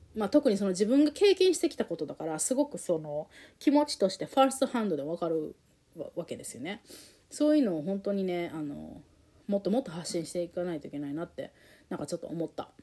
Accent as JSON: {"language": "Japanese", "country": "Japan", "tie": "born or raised there", "also_born_or_lived": "United States", "moved": "as an adult", "said": "日本で実家でいる間はずっと、まあ、そういうふうなことを言われて生きてきたから私は日本私は人には受け入れられないんだっていうのを信じて18年。最初の人生の最初の18年生きてきた"}